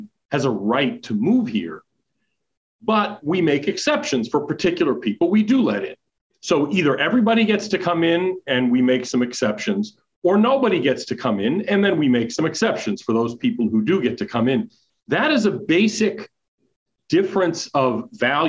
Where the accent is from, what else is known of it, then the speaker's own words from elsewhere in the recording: United States; as an American